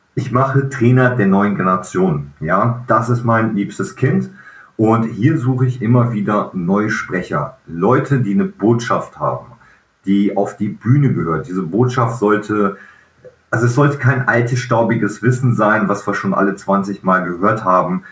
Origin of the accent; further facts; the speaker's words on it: Velbert, North Rhine-Westphalia, Germany; moved away; in Felbert sein kann, wo meine Eltern damals gelebt, gelebt haben, wo ich groß geworden bin in meiner Kindheit